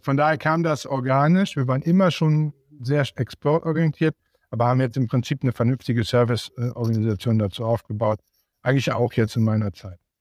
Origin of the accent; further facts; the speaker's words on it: Siegen, North Rhine-Westphalia, Germany; ich komme ja aus Siegen